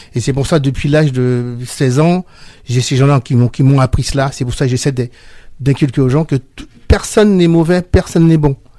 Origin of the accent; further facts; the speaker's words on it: Villepinte, Île-de-France, France; Chez nous, à Villepinte